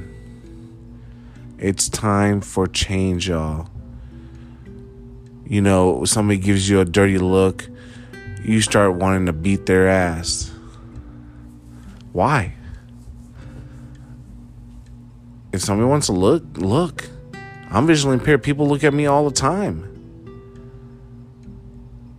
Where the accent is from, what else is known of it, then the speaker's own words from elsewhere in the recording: United States; as an American, United States of America, USA, proud to be an American